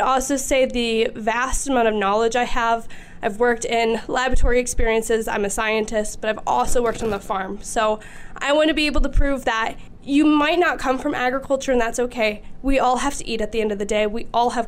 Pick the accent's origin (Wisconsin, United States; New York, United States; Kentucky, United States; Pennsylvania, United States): Wisconsin, United States; Waunakee; I grew up on my family's diversified production farm. It's just outside of Wanakee, Wisconsin.